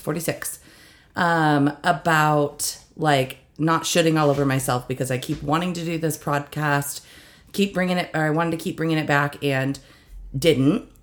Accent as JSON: {"language": "English", "country": "United States", "tie": "born or raised there", "said": "I was born and raised in East Valley"}